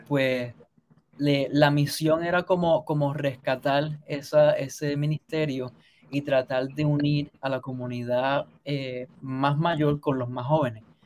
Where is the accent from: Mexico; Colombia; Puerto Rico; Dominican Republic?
Puerto Rico; Sabana Grande; moved away as an adult; also born or lived in Caguas, Puerto Rico; now in United States; yo nací en Caguas, pero mi familia originalmente es de Sabana Grande, entonces nos mudamos para allá temprano, cuando yo tenía dos años de edad, así que lo que conozco es el oeste